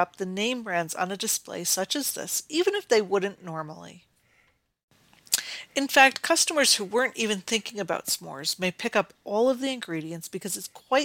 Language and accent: English; Northeast, United States; I grew up in the Northeast and quite often visited an amusement park called the Great Escape.